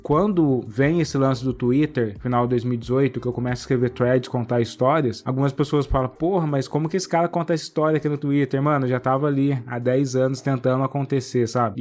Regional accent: Cruzeiro, São Paulo, Brazil; accent: caipira; eu sou do interior, né? Eu sou de Cruzeiro, aquela cidade que acaba a Revolução de 32

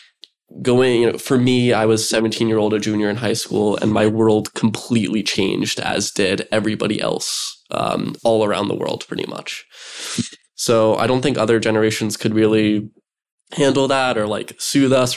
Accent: New Jersey, United States; Fort Monmouth closed in 2011, I believe. Yeah, so that's right near my house

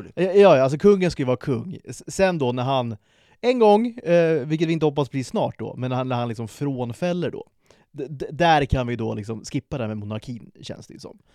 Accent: Sweden; vi är födda i det här landet.

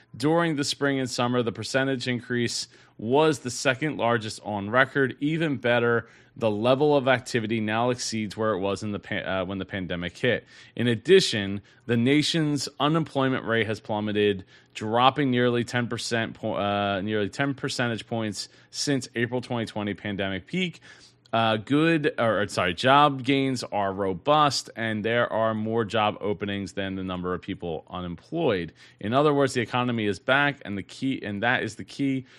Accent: New Jersey, United States; my home state, New Jersey

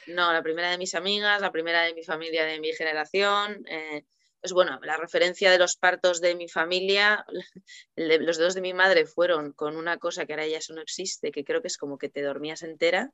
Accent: Bilbao, Basque Country, Spain; now in Cantabria, Spain; yo soy de Bilbao, ahora vivo en Cantabria.

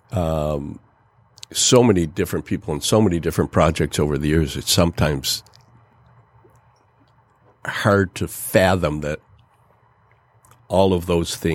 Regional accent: Detroit, Michigan, United States; and when I would say to someone, I'm from Detroit, I wasn't sure what type of reaction I was going

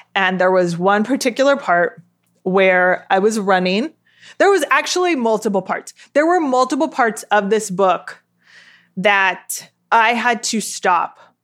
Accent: Southern California, United States; I grew up in South California or Southern California, as it is most often called

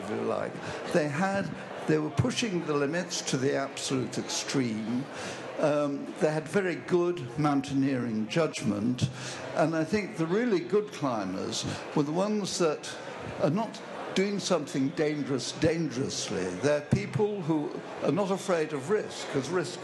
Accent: London, United Kingdom; I was brought up in Hampstead

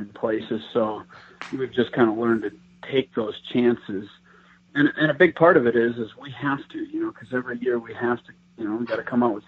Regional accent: Wisconsin, United States; now in Iowa, United States; I grew up in Wisconsin, and Iowa is where I'm at now

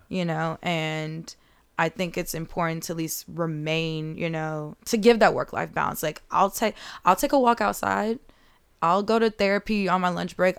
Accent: Chicago, Illinois, United States; me being from the South side of Chicago

